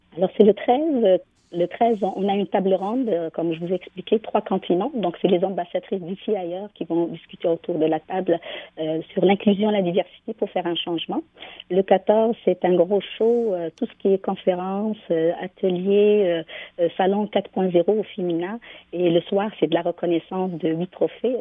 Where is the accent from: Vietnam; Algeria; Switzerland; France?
Algeria; moved away; je viens de l'Algérie, dans une usine de, produits chimiques pour les matelas. Donc, j'ai grandi dans cet univers